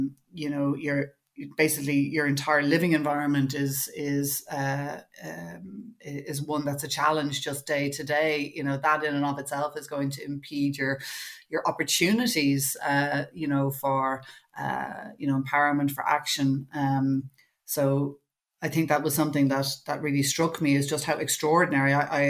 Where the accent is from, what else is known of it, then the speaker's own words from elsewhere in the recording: Dún Laoghaire, Leinster, Ireland; I grew up as well in Dunleary in the kind of 70s and 80s